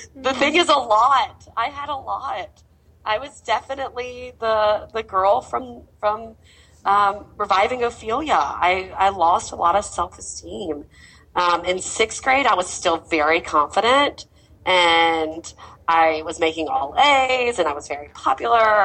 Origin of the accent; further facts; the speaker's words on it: Mobile, Alabama, United States; I grew up in Mobile, Alabama, which is a very conservative town.